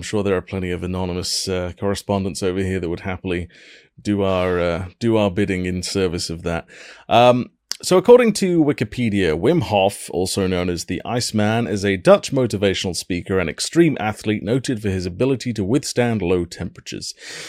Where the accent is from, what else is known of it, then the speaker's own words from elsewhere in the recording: Wales, United Kingdom; my home country of Wales